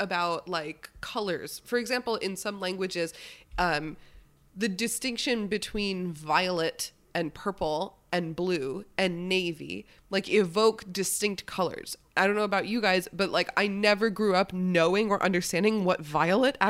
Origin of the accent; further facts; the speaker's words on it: United States; I'm American